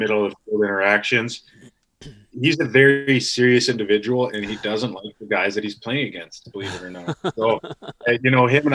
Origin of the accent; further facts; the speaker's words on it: Canada; being Canadian, being Canucks, being the only hunting show on that network